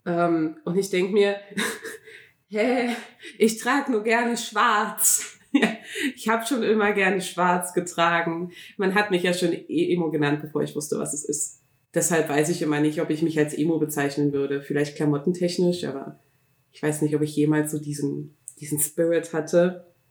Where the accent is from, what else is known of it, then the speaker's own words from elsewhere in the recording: Berlin, Germany; bei uns in Berlin